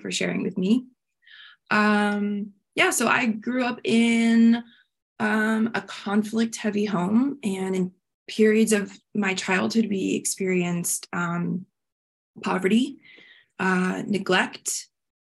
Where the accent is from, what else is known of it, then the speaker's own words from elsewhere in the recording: Miami, Florida, United States; I grew up in Miami